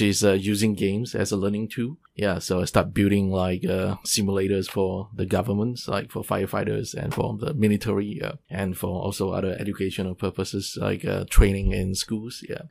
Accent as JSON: {"language": "English", "country": "Singapore", "moved": "as an adult", "lives_now": "Taiwan", "said": "I'm from Singapore"}